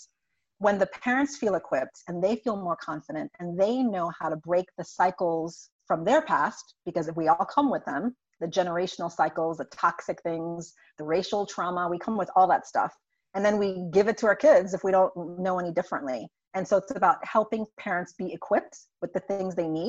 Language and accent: English; St. Croix, U.S. Virgin Islands; moved away as an adult; now in United States; I'm originally from St. Croix in the U.S. Virgin Islands, born and raised there